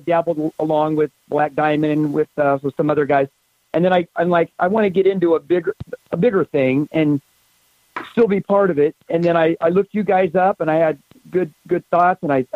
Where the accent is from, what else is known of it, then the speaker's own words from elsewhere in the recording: San Diego, California, United States; also born or lived in Ocean Beach, San Diego; now in Ramona, United States; And I grew up in Point Loma, you know, born in Ocean Beach